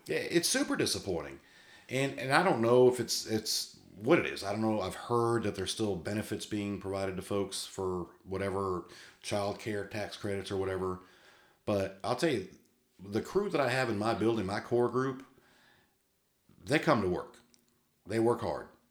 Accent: Massachusetts, United States; I was born in Massachusetts

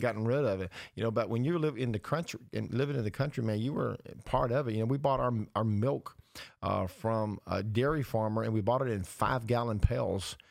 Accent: the South, United States; our boyhood memories of growing up in the South

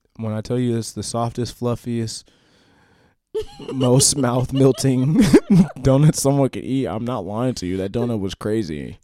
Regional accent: Washington, United States; also born or lived in Iowa; When I move to Iowa, or I go places, and I tell people I'm from Washington, they always assume Washington, D C

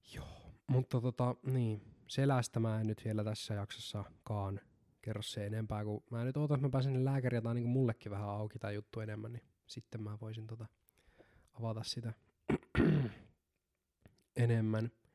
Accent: Seinäjoki, South Ostrobothnia, Finland; mä synnyin Seinäjoella

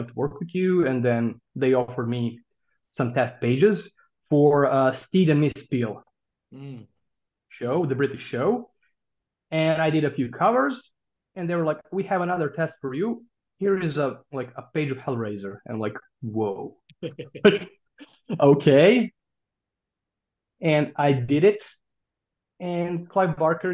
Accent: Serbia; I published my first comic book in 1999 when I was 16 years old in my hometown in Serbia.

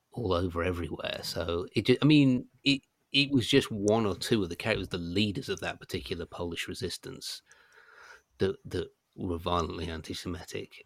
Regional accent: United Kingdom; being British

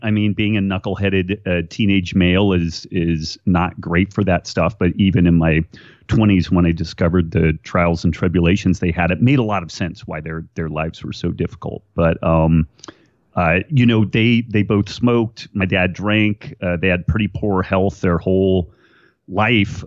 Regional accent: Redding, California, United States; I was born in Redding, California, which is uh, far northern California. We like to say it's the state of Jefferson. It, it just hasn't uh, split off from the rest of California yet, uh, and kind of a kind of a small town, a cool place to to grow up.

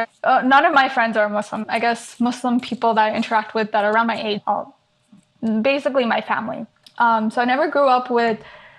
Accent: New Jersey, United States; also born or lived in Saudi Arabia / India / Canada / Hyderabad (family); first few years of my life, I was like a world traveler, I guess. But then I pretty much grew up in New Jersey after that. I didn't really move much.

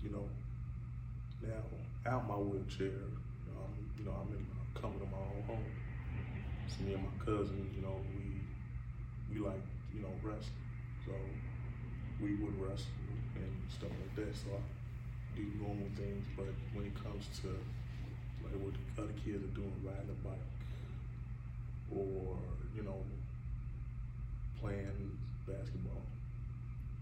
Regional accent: Chicago, Illinois, United States; I grew up here in Chicago, West Side

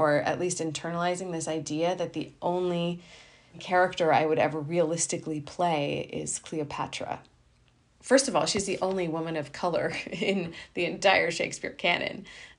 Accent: India; what struck me was that I, as an Indian woman, have fallen in love with the epitome of English literature. English being the colonizer of my people

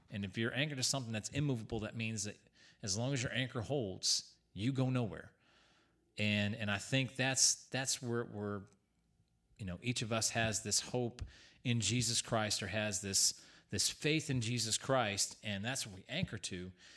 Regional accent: Newington, Connecticut, United States; Growing up in Newington, Connecticut

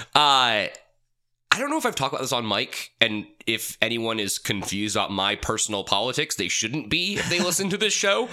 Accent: United States; as an American

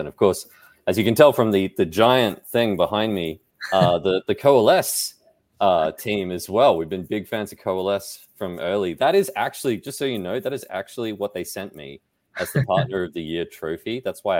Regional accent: Australia; I'm Australian.

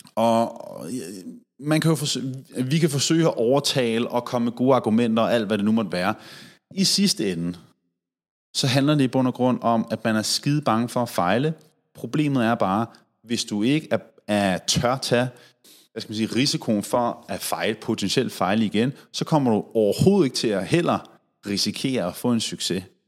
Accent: Denmark; her hjemme i Danmark

